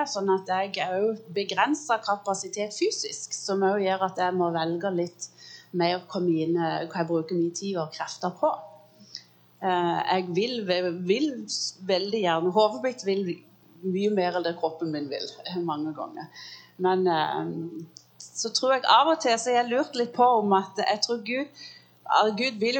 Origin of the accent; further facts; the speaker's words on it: United States; born there; jeg er født i USA så der er fornavnet. Jeg er født av norske foreldre, så der er etternavnet.